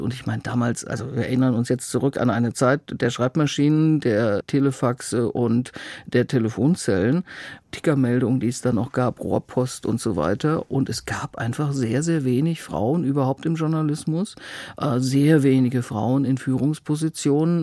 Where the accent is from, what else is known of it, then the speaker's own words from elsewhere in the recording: North Rhine-Westphalia, Germany; moved away as an adult; also born or lived in Bamberg / Berlin; ich komme eigentlich aus Westfalen